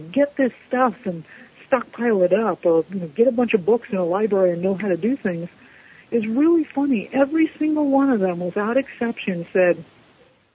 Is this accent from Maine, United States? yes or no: no; North Miami, Florida, United States; I grew up in North Miami